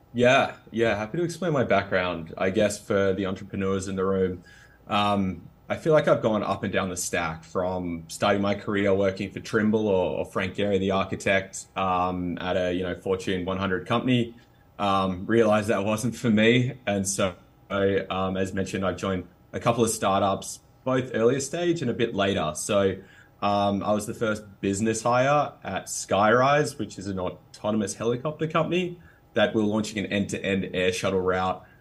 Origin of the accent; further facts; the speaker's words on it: Australia; accent: Australian; Australians, which is, you know, where my accent from